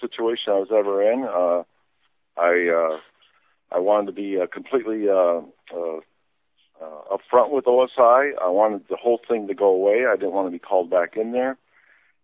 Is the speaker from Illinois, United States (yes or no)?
yes; Illinois, United States; we're both from Illinois. We got the same accent